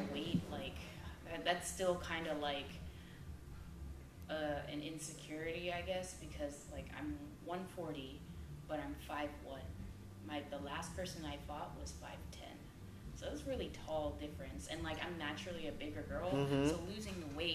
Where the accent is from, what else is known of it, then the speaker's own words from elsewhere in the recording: Philippines; I'm Filipino